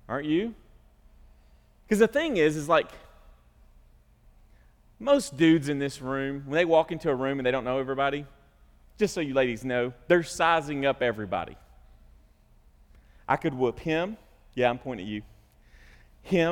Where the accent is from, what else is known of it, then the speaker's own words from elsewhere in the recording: United States; as American Christians